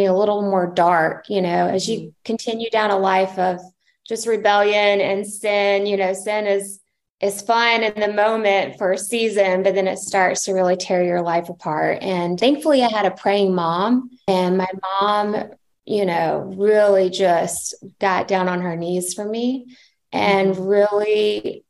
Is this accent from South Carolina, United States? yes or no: yes; Charleston, South Carolina, United States; moved away as an adult; now in San Diego, United States; we are from Charleston, South Carolina. We lived in Charlotte, North Carolina. And I'm sure you can hear a little bit of the accent